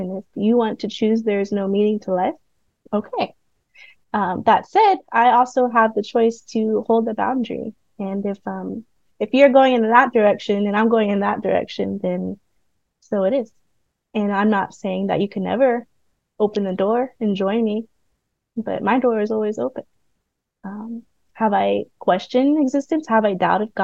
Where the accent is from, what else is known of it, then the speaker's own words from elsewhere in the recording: Florida, United States; also born or lived in Puerto Rico (mother's family) / Vietnam (father's family); now in Black Mountain, United States; I'm from Florida